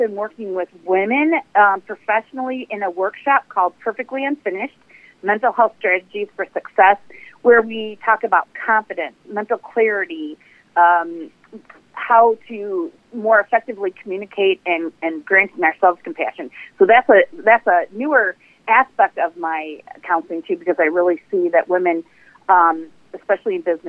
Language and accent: English; McHenry, Illinois, United States; I actually served on the city council in my hometown, McHenry, which is right next to Ringwood